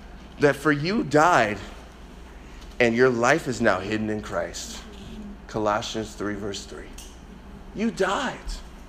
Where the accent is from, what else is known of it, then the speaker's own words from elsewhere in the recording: Chicago, Illinois, United States; Growing up in Chicago, I can't express this enough.